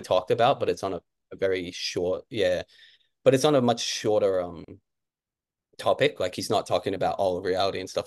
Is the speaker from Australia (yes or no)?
yes; Canberra, Australian Capital Territory, Australia; moved away as an adult; also born or lived in Kentucky, United States; now in Brisbane, Australia; I grew up in Canberra, it's actually a pretty chill place